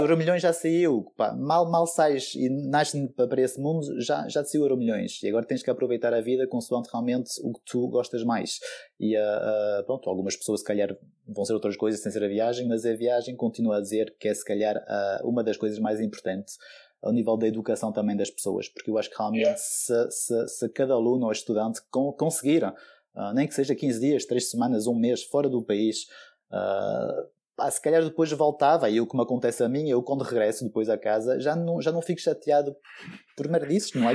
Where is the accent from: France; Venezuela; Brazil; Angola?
France; moved away as an adult; now in Guimarães, Portugal; eu nasci em França